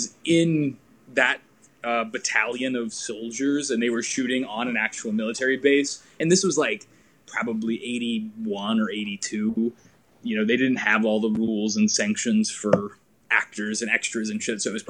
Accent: Henderson, Kentucky, United States; also born or lived in Oklahoma; I'm actually from Oklahoma, but I only lived there until I was five. We moved around quite a bit growing up, but I always just say I'm from Kentucky. I'm from Henderson.

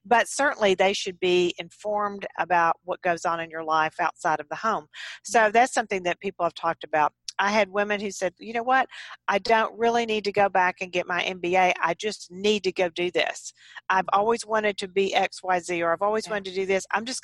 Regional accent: Texas, United States; I'm a Texan, and I grew up on farms and ranches in Texas on horseback

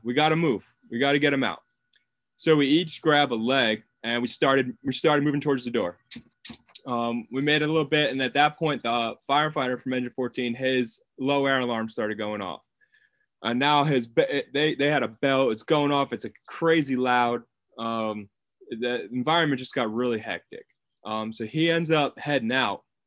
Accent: Long Island, New York, United States; moved away as an adult; now in Wilmington, United States; I'm originally from Long Island, New York. I moved down to Wilmington, North Carolina when I got hired

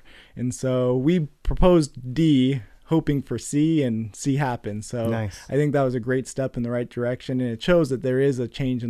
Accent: Concord, California, United States; now in Stockton, United States; So I grew up in the East Bay and Concord and all over.

